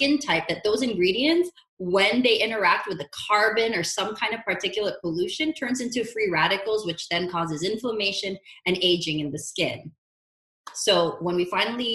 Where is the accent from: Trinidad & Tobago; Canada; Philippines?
Philippines; also born or lived in Honolulu, Hawaii; now in Los Angeles, United States; growing up in the Philippines